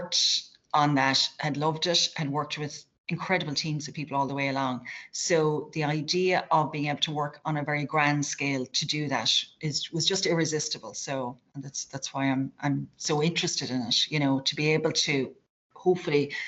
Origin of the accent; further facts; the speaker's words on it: North Kerry, Munster, Ireland; I'm from a small town in North Kerry